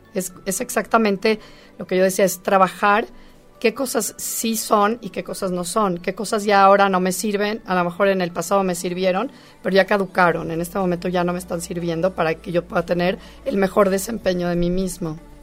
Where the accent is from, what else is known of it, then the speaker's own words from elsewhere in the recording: Mexico; nosotros como mexicanos